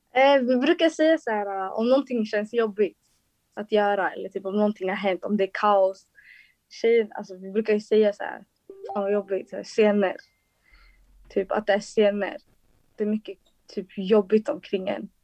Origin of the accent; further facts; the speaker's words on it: Solna, Stockholm County, Sweden; jag kommer från Solna